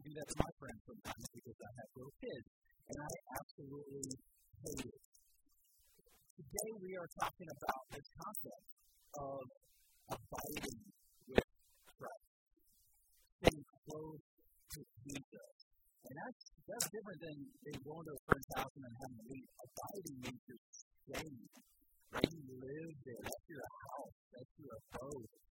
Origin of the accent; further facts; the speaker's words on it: Columbus, United States; I'm from Columbus